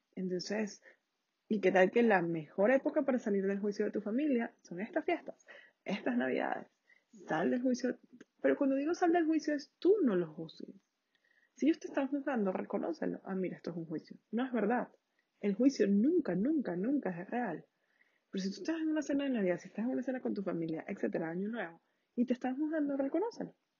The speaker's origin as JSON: {"language": "Spanish", "country": "Venezuela", "said": "Yo soy de Venezuela"}